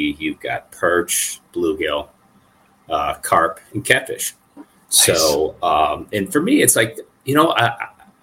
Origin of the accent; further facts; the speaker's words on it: Illinois, United States; now in Colorado, United States; I grew up in Illinois